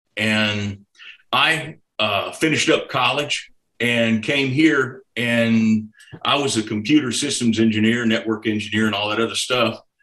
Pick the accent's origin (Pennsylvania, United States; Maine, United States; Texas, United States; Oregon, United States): Texas, United States; Houston; now in Arkansas, United States; I grew up in Houston, Texas. I'm a Texan